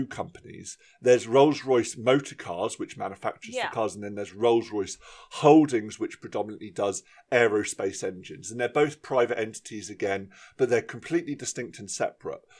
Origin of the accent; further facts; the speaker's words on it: about 20 minutes from Farnborough, South East England, United Kingdom; about 20 minutes from my hometown in Farnborough